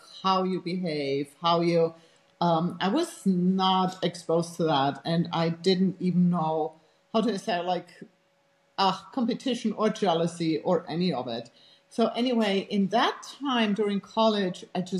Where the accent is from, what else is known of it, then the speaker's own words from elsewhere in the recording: Germany; English is a second language; moved away as an adult; also born or lived in United States; I grew up actually in Europe, in Germany, and I had a very protected childhood. And grew up in a very small town